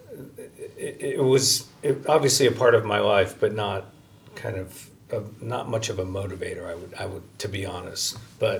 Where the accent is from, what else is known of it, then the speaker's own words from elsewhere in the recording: Kansas, United States; moved away as an adult; also born or lived in Northern Kentucky; I grew up in Kansas and went to high school in Kansas.